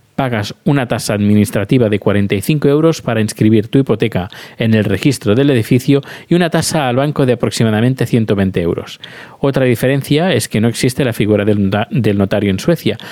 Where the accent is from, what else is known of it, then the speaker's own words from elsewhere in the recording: Terrassa, Catalonia, Spain; soy de Tarrasa